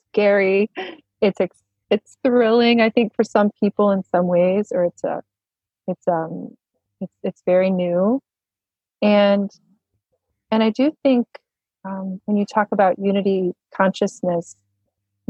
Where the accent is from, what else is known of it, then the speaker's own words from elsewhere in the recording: the Bible Belt, United States; I grew up in the Bible Belt